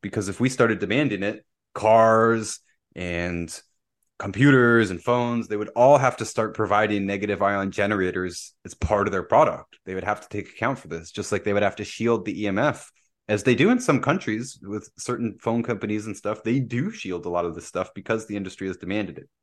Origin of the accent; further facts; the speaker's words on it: Pickering, Ontario, Canada; moved away; also born or lived in Windsor; I grew up down in Bay Ridges, right, where we're next to the bay